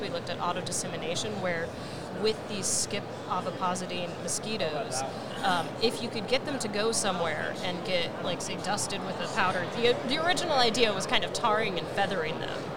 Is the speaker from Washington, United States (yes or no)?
yes; Washington, United States; a kid from Washington State